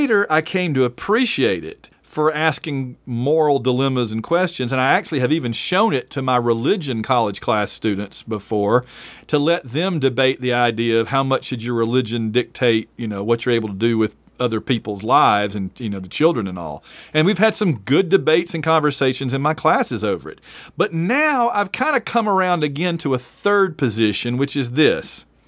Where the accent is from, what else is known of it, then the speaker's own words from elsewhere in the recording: Alabama, United States; moved away; also born or lived in Atlanta, Georgia; I'm from Alabama, but I lived in Atlanta for eleven years.